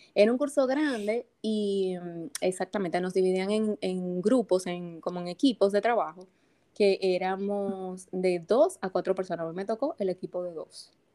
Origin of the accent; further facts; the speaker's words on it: Santo Domingo, Distrito Nacional, Dominican Republic; Yo soy, como digo, dominicanita de pura cepa. Yo nací aquí en la ciudad de Santo Domingo